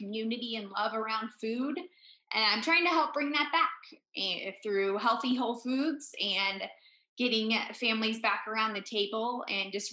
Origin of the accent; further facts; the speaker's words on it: California, United States; now in Park City, United States; And I'm actually from California